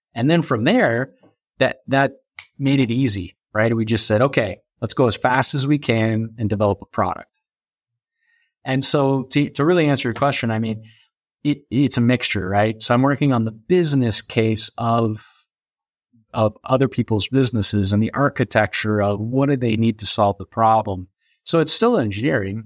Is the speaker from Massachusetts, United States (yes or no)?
no; St. Louis, Missouri, United States; moved away as an adult; also born or lived in Orlando, Florida; I was from Saint Louis